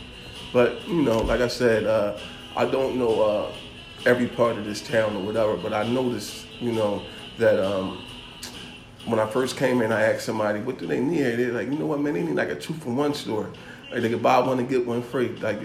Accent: Philadelphia, Pennsylvania, United States; moved away; I'm from Philadelphia

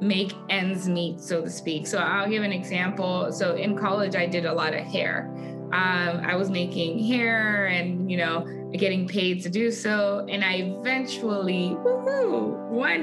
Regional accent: Nigeria; moved away as an adult; also born or lived in Houston, Texas; now in United States; I am an immigrant. I moved to US from my home country, Nigeria, for college, and I've lived here ever since

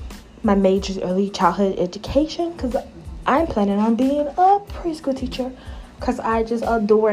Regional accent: New York City, New York, United States; also born or lived in Bronx, New York; I live in New York in the Bronx girl, but I was born in Harlem.

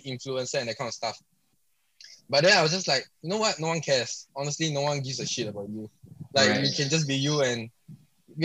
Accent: Singapore; I'm from Singapore

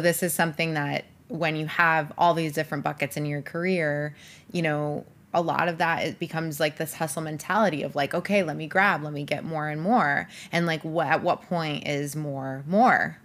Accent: Rochester, New York, United States; moved away as an adult; I grew up in Rochester, New York

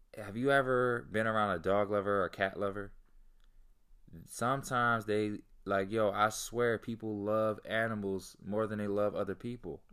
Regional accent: Delaware, United States; also born or lived in Philadelphia; The most amount of homeless people I've ever seen in my life growing up in Delaware

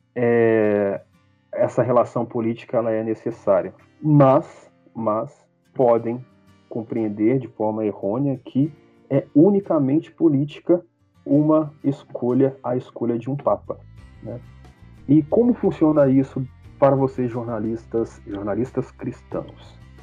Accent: Brazil; enquanto brasileiros

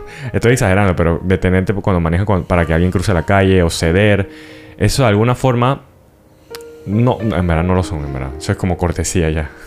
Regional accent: Panama; siendo panameño

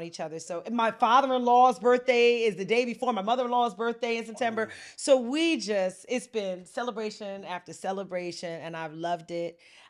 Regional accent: New Haven, Connecticut, United States; So I'm also from New Haven. I went to Whippercross High School, graduated class of 92 with my brother over here

